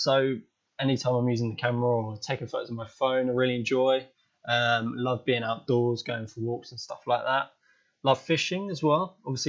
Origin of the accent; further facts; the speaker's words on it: South East England, United Kingdom; So I'm from Southern England, down in the south, just by London. Quite lucky to kind of got a lot of airports around us, like civil ones, not so many military ones